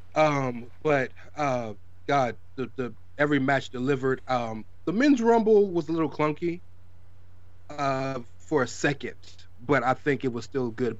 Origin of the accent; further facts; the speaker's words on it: the South, United States; I'm from the South